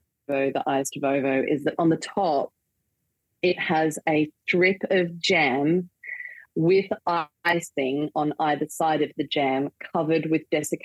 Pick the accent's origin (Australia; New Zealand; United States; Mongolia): Australia; also born or lived in Manchester, United Kingdom; a staple that I grew up with here in Australia.